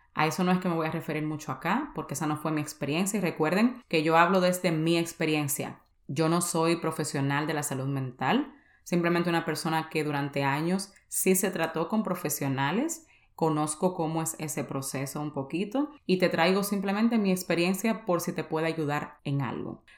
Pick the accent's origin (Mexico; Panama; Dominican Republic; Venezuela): Dominican Republic; San Cristóbal; yo soy de San Cristóbal, en República Dominicana